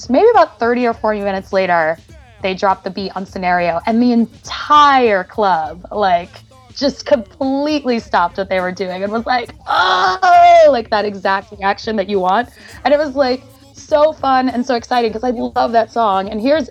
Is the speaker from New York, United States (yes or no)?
yes; New York City, New York, United States; moved away as an adult; also born or lived in Los Angeles; I grew up in Brooklyn in an area called East New York, and like I was born in 1981